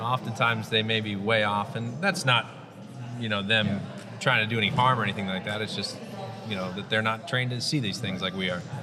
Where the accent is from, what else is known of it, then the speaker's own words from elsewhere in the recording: New Jersey, United States; also born or lived in central Massachusetts; born and raised in the South Jersey area where I practice